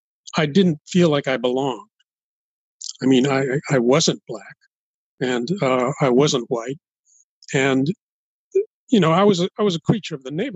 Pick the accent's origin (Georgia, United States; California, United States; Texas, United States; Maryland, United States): California, United States; Los Angeles; Well, I was as a kid, I was largely ignored. My family had been in that neighborhood for a very long time.